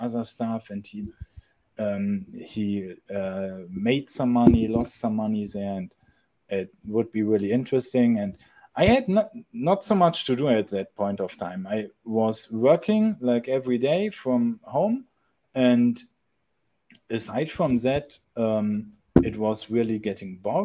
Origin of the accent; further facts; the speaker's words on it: Germany; moved away as an adult; I'm actually originally from Europe, but last year, I decided to quit my country. I'm coming from Germany